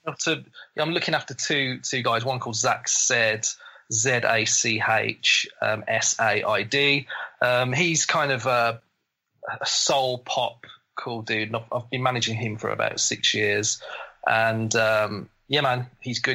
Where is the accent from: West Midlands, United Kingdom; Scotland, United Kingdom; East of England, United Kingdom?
West Midlands, United Kingdom; Black Country; accent: Black Country; I've got an English accent, but my accent is, is it's not Queen's English. It's it's the middle of England, which is uh, kind of a it's more it's called black country accent. Mine is, um, but people call me a Brummie